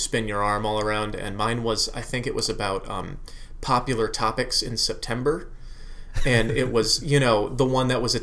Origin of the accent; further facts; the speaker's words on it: Connecticut, United States; moved away as an adult; also born or lived in Massachusetts; I grew up in Connecticut. Yeah, I was born in Massachusetts. We moved to Connecticut when I was 3, and I grew up there till I was 28